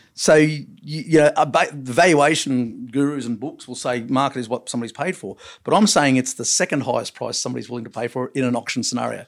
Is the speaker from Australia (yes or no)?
yes; Long Jetty, New South Wales, Australia; I was born in Longjeady